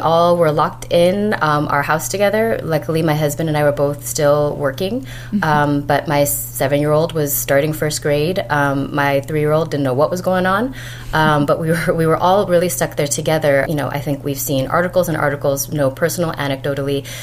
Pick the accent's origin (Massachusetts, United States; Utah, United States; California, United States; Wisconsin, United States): California, United States; Los Angeles; moved away as an adult; also born or lived in Bay Area / New York; growing up in Los Angeles